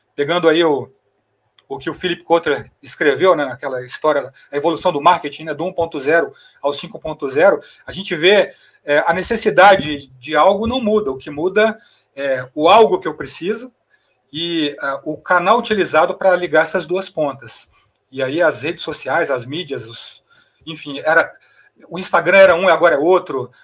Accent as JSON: {"language": "Portuguese", "region": "Goiás", "country": "Brazil", "said": "no meu caso, que sou goiano"}